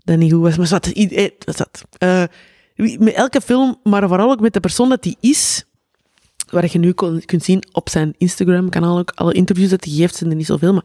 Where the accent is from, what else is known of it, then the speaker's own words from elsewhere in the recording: Antwerp, Flanders, Belgium; uit Antwerpen. Weet je. Zo, iedereen hoort dat direct.